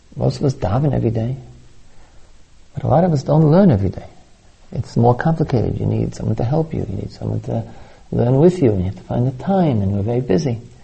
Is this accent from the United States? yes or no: yes; New York, United States; I was brought up in New York, the Long Island Expressway